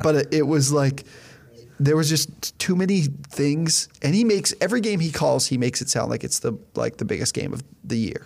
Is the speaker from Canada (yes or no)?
yes; Canada; we're Canadian, so we went to Windsor